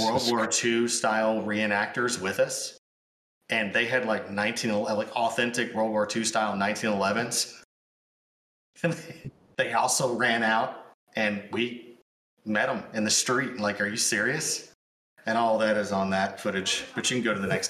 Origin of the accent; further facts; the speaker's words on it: Sikeston, Missouri, United States; We were at the Sykeston City Jail at my hometown